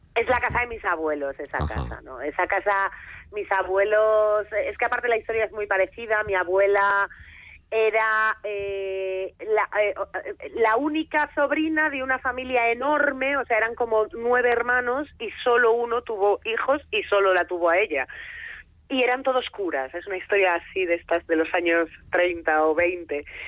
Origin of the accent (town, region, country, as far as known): Foz, Galicia, Spain